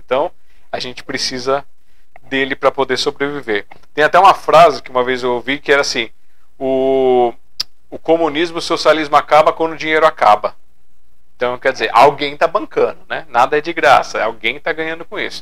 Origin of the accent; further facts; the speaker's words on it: São Paulo, Brazil; Sou aqui de São Paulo, capital.